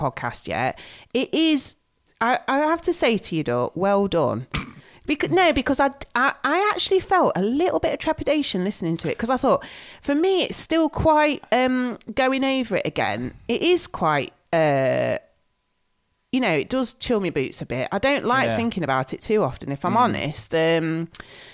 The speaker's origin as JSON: {"language": "English", "town": "Nottingham", "region": "East Midlands", "country": "United Kingdom", "said": "we're from Nottingham."}